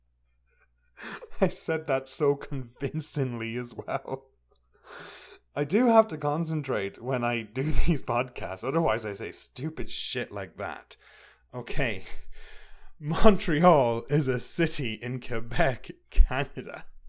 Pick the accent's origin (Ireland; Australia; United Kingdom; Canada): Ireland; I'm from Ireland